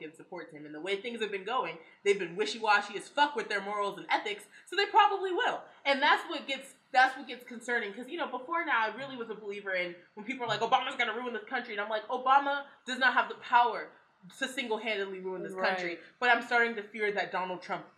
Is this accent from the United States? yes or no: yes; United States; we as Americans